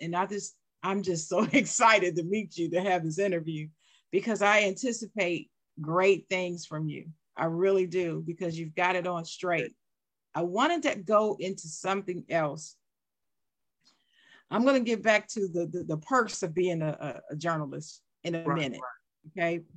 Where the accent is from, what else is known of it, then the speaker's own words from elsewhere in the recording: Dayton, Ohio, United States; I'm from Dayton, Ohio.